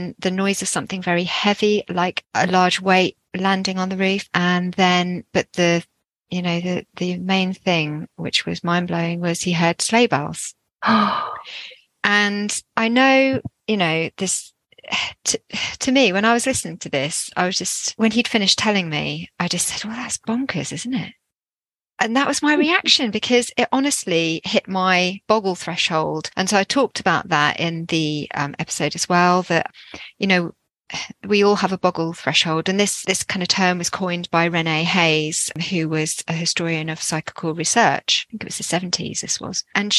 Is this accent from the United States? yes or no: no; Jersey; And I'm actually from Jersey, which you probably can't tell from my accent.